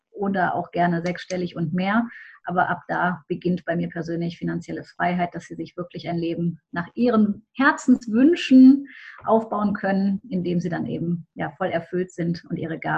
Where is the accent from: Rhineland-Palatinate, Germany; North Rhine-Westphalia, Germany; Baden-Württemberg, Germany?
North Rhine-Westphalia, Germany; Düsseldorf; das hast du schon verraten. Ich komme aus Düsseldorf, bin spirituelle Unternehmerin